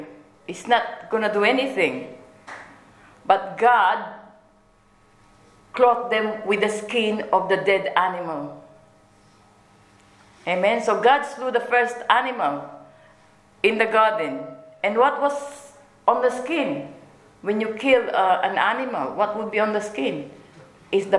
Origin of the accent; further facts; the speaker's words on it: Philippines; Being a Filipina